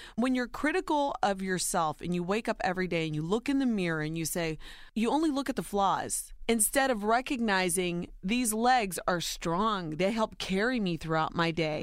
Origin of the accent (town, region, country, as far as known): Ohio, United States; born or raised there